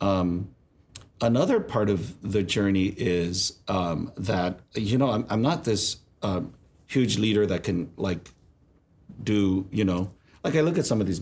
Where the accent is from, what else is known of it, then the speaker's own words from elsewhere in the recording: California, United States; We're from California